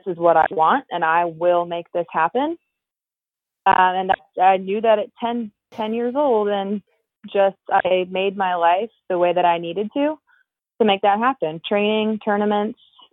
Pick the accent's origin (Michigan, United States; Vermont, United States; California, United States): California, United States; So I grew up in California.